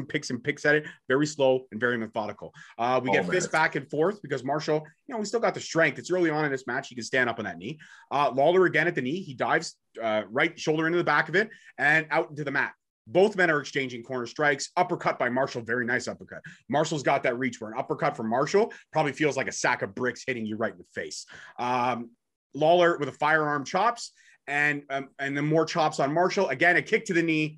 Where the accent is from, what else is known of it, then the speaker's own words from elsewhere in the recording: Canada; I'm Canadian born and bred